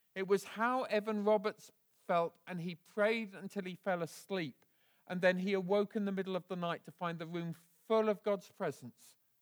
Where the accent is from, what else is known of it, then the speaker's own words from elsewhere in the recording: Bedford, East of England, United Kingdom; I was raised in Bedford, a town about fifty miles north of here